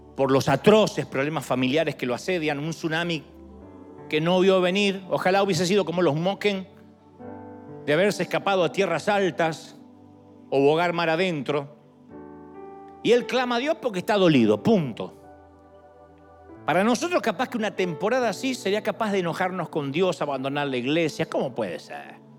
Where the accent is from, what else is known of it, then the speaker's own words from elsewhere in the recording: Argentina; moved away; Yo soy argentino